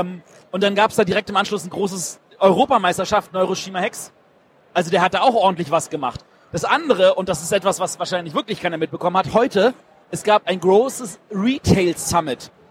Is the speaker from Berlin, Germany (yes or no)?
yes; Berlin, Germany; Ich bin Berliner.